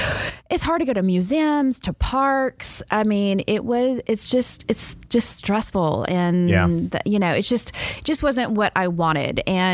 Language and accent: English; Fort Worth, Texas, United States; moved away as an adult; also born or lived in Los Angeles; a Fort Worth story, you know, my hometown